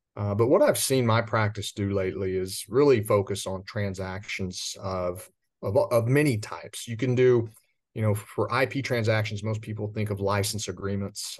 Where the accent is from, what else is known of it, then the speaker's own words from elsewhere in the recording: West Texas, United States; I grew up out in West Texas in commercial agriculture